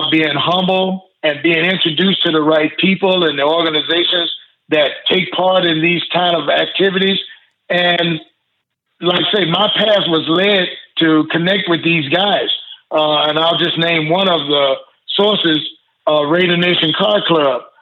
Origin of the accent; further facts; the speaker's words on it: the South, United States; growing up in the South, football was religion. Yep. So I expected California to have that same attitude, but they didn't.